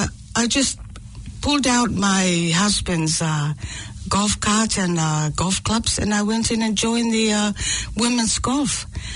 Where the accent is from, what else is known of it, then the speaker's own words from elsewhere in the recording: American Samoa; born there; Although I was born in American Samoa during the war.